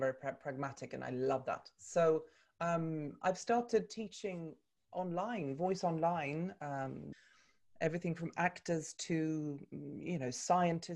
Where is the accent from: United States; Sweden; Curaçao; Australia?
Sweden; Stockholm, Stockholm County; moved away as an adult; also born or lived in London, United Kingdom; I'm Swedish by birth. I was born and raised in Stockholm.